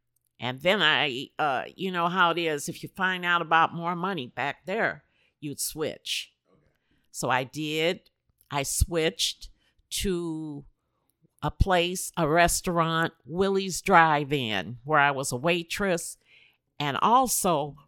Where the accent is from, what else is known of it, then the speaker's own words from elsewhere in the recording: Leesville, Louisiana, United States; now in Chicago, United States; I came to Chicago from Leesville, Louisiana. My stepfather was stationed at Fort Polk, Louisiana. That's a military base. And I lived there with my parents.